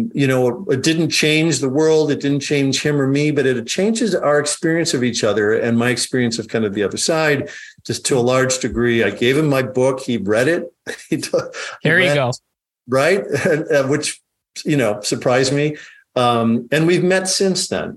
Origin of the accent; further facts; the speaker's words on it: Dubuque, Iowa, United States; also born or lived in Chicago, Illinois; So I grew up in Iowa. I grew up in elementary school and high school in Dubuque, Iowa